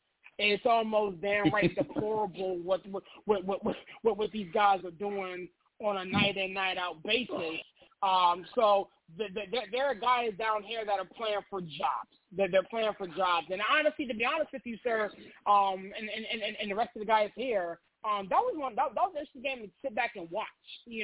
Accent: Pittsburgh, Pennsylvania, United States; also born or lived in Metro D.C. area; now in Washington, D.C. metro area, United States; I'm actually from Pittsburgh, born and raised there.

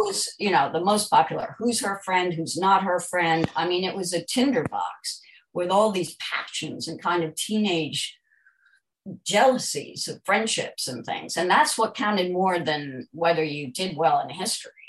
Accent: United States; moved away as an adult; also born or lived in New York; now in London, United Kingdom; I'm an American

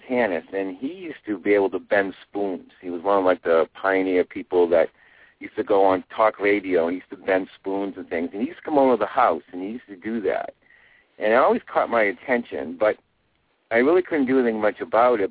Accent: Maine, United States; moved away as an adult; now in Sedona, United States; I'm originally from Maine

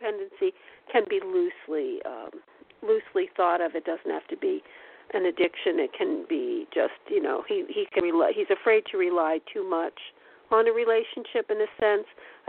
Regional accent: New York, United States; but I'm from the East Coast of Long Island. Long Island.

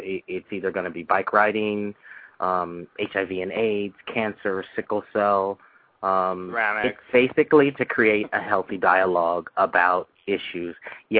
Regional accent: Santa Monica, California, United States; I was born and raised in Santa Monica

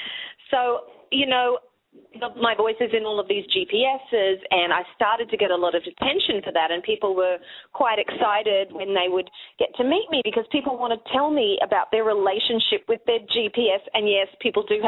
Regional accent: Australia; accent: Australian

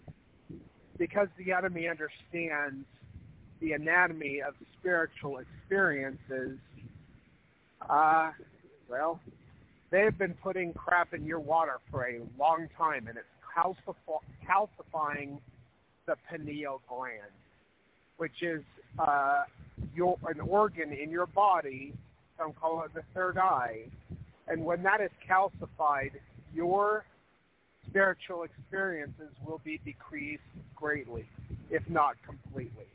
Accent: Spencer, Idaho, United States; I grew up a lot in Spencer, Idaho, which is just about 14 miles south of the Montana-Idaho border

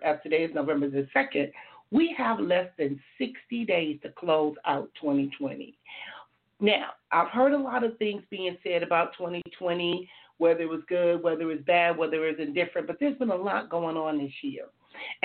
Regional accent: Compton, California, United States; now in Oceanside, United States; I grew up in Compton, California

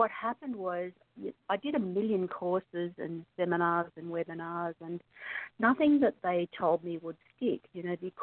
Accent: Australia; I'm obviously from Australia because I have a funny accent.

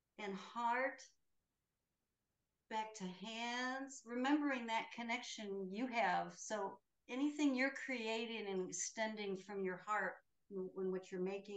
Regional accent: the Midwest of the United States, United States; I grew up Catholic in the Midwest of the United States

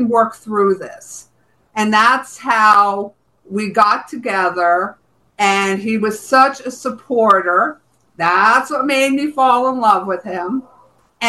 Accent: New Jersey, United States; moved away as an adult; also born or lived in Bronx, New York; now in Florida, United States; I was from New Jersey

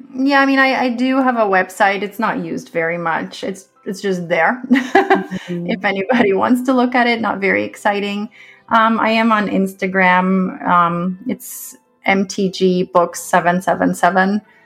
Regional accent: Canada; I am a Canadian author.

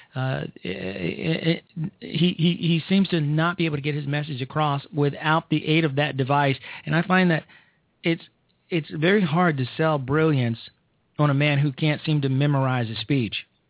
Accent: Chicago, Illinois, United States; I am from Chicago. I'm from the south side of Chicago

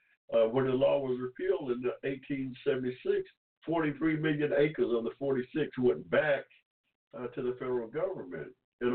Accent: Georgia, United States; I was born here in Georgia in 1945 without 14th Amendment protections.

